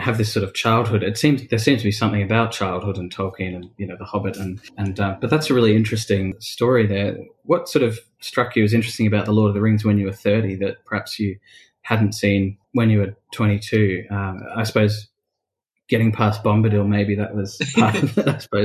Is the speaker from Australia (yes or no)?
yes; Australia; being an Australian